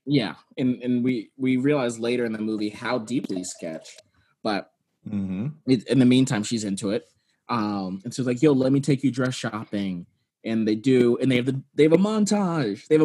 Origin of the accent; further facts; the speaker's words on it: California, United States; I grew up in California